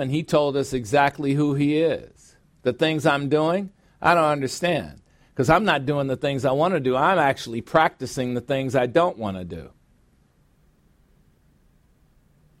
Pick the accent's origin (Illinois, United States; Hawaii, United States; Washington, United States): Illinois, United States; Chicago; my hometown, Chicago, Illinois